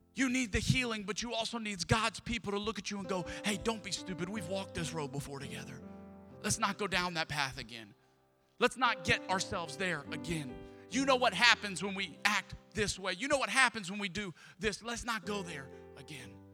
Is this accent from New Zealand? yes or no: no; Atchafalaya Basin, Louisiana, United States; now in Houston, United States; I grew up in the Atchafalaya Basin of Louisiana